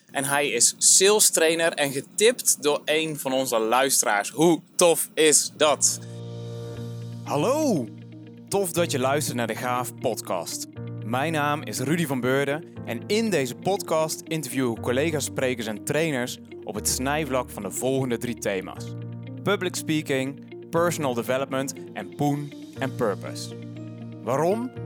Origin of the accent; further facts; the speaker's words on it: Den Bosch region, North Brabant, Netherlands; moved away; oorspronkelijk kom ik hier uit Regio Den Bosch